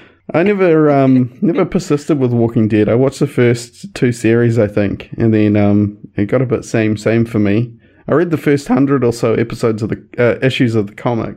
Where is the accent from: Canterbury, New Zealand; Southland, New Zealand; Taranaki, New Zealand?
Canterbury, New Zealand; Christchurch; also born or lived in West Coast; I grew up in Christchurch, but moved to the West Coast for 4 years or so, and then came back for fifth form, which is what we call it over here.